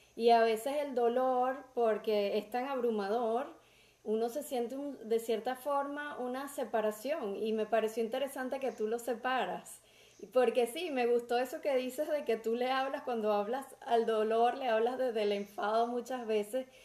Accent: Venezuela; somos los venezolanos

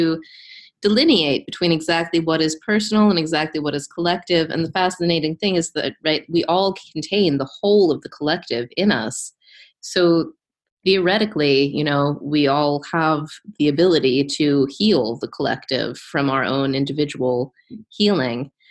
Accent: Pittsburgh, Pennsylvania, United States; my hometown of Pittsburgh

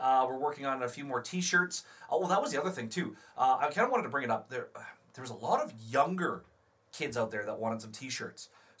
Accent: Saskatchewan, Canada; moved away; I'm from Saskatchewan. I grew up about an hour and 20 minutes south.

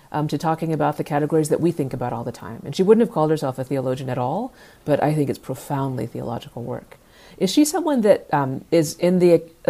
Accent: Dallas, Texas, United States; I grew up in Dallas

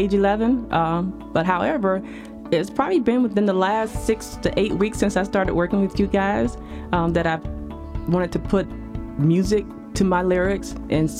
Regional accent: Mount Dora, Florida, United States; now in Frederick, Maryland, United States; I grew up in Mount Dora, Florida

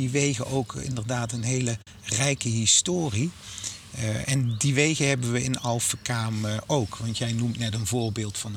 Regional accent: Limburg, Netherlands; En er zijn andere delen in het land. Eh, ook Midden-Limburg, waar ik vandaan kom, waar die ruilverkaveling eh, nog tot grootschalige

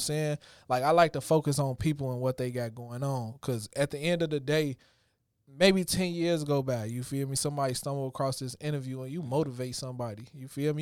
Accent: Chicago, Illinois, United States; growing up in Chicago

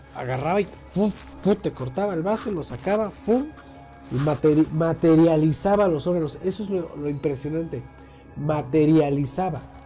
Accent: Mexico; aquí en México

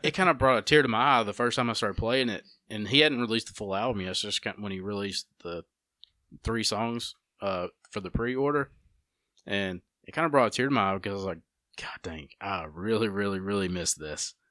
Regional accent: United States; how we grew up here in Walker County

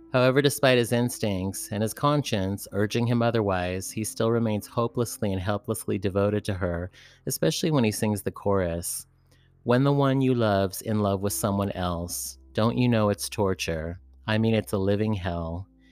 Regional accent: San Francisco, California, United States; my hometown, San Francisco

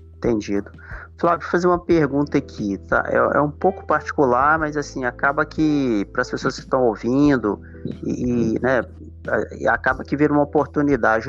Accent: Viçosa, Minas Gerais, Brazil; moved away as an adult; also born or lived in Amapá; now in Imperatriz, Brazil; eu sou lá de Viçosa, Minas

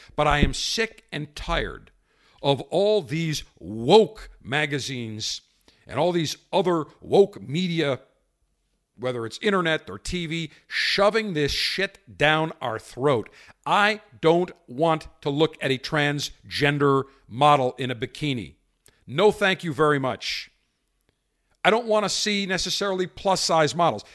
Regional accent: Buffalo, New York, United States; as a kid growing up in Buffalo

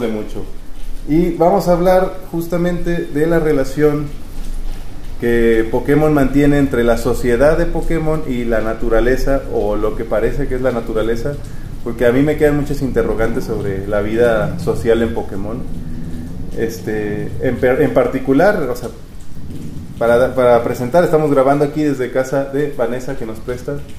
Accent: Mexico; crecimos jugando tazos en México

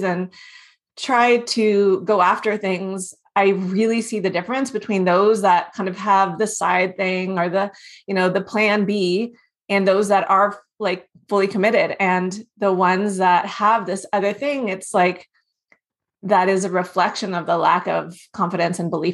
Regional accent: Houston, Texas, United States; also born or lived in South Africa; I grew up in Houston

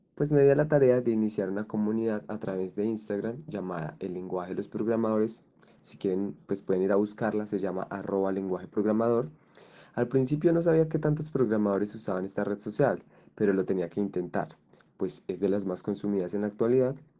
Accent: Colombia; soy un joven colombiano de 21 años

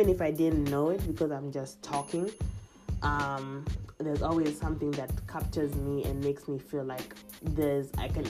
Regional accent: Kenya; moved away; my fellow Kenyan podcasters

